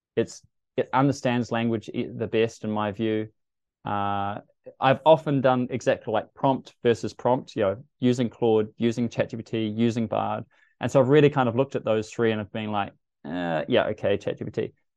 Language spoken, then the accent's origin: English; New Zealand; as a New Zealander